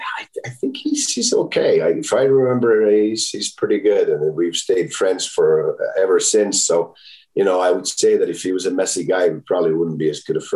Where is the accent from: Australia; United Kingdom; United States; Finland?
Finland; Well, there's so many things from my hometown that I like. This is meat pie that they make in a small bakery there that our family's owned for 90 years now.